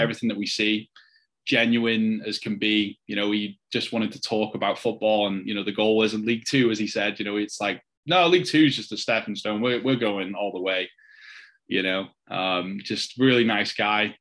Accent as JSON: {"language": "English", "town": "Wrexham", "region": "Wales", "country": "United Kingdom", "moved": "yes", "lives_now": "United States", "said": "I'm, I'm from Wrexham"}